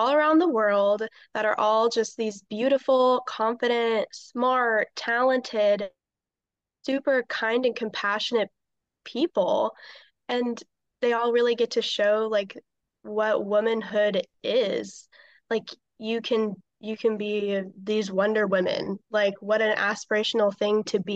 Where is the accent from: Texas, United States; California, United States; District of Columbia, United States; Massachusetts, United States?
Texas, United States; Cypress; I'm from Cypress, Texas